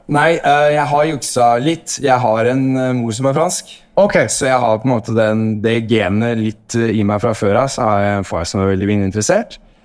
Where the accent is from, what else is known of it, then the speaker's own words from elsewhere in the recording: Norway; now in Paris, France; som nordmann